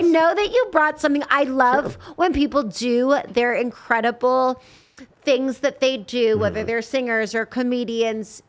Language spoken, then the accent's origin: English; Las Vegas, Nevada, United States; also born or lived in Los Angeles; I'm from Vegas.